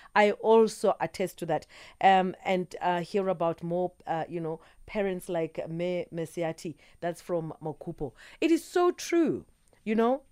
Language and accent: English; South Africa; as South Africans, as South African citizens